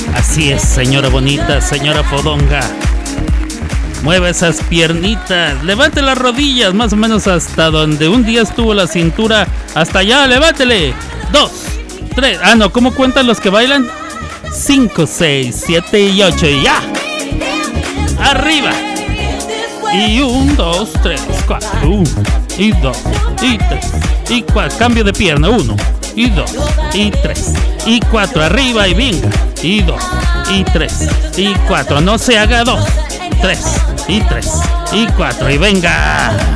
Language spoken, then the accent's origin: Spanish; northern Mexico, Mexico; como buen norteño, tortilla de harina